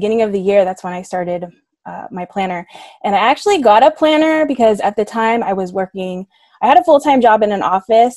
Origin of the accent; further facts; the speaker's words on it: Southern California, United States; I'm born and raised in Southern California, currently living in San Diego